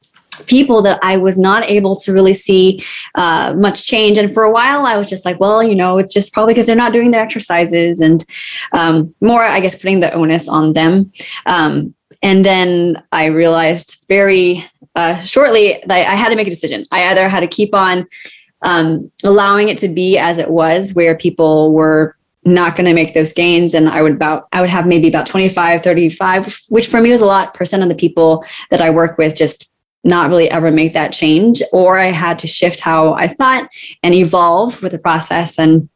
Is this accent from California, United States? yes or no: yes; California, United States; now in Durham, United States; It has been a bit of a shift because I moved from California. And for me, I will always be a California girl.